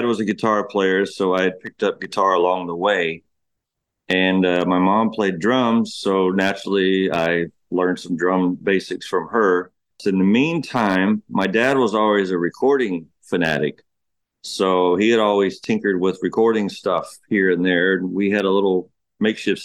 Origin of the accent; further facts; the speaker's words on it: Ocala, Florida, United States; also born or lived in Cambridge, Ohio / Beaumont, Texas; We moved from Beaumont, Texas. We moved from there to Florida in 1986